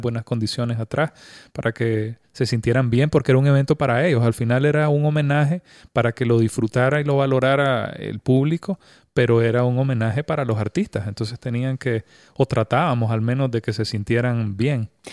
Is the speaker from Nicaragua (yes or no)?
yes; Nicaragua; como, personas, como nicaragüenses